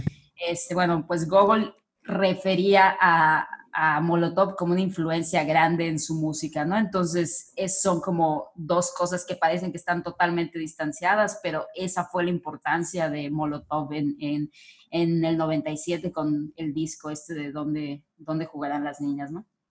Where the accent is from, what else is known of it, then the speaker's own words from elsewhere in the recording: Mexico; nosotros como mexicanos